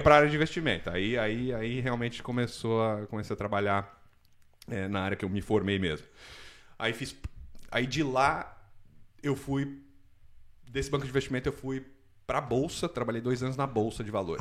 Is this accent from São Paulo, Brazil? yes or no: yes; São Paulo, Brazil; moved away as an adult; also born or lived in Vancouver; now in Canada; eu sou de São Paulo, cresci, nasci cresci em São Paulo até os 30 anos de idade